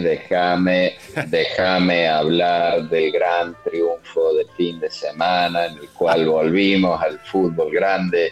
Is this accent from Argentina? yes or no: yes; Córdoba, Argentina; yo soy, de Barrio Rogelio Martínez